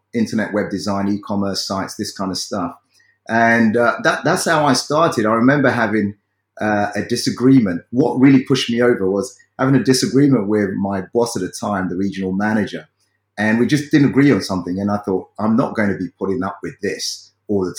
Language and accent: English; London, United Kingdom; as a child growing up in South London, in the UK